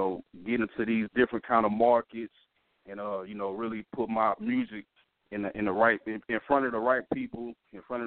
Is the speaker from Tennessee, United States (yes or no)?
yes; Memphis, Tennessee, United States; also born or lived in Europe; I'm originally from Memphis, Tennessee